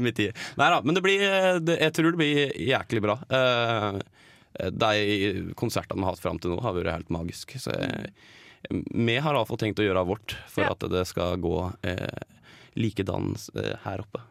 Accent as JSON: {"language": "Norwegian", "town": "Geilo", "region": "Buskerud", "country": "Norway", "tie": "born or raised there", "moved": "yes", "lives_now": "Oslo, Norway", "said": "jeg bodde hjemme på Geilo. Um, Og så flytta jeg til Oslo"}